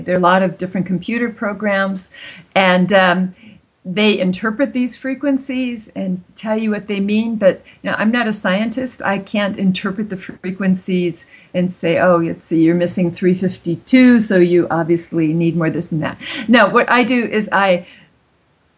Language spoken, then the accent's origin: English; California, United States; first language German; moved away as an adult; also born or lived in Germany; now in Zurich, Switzerland; my native language was German for the first 5 years. And then I moved to California and I learned English.